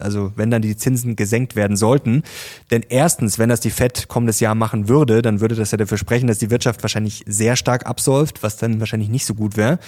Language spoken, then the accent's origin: German; Germany; bei uns in Deutschland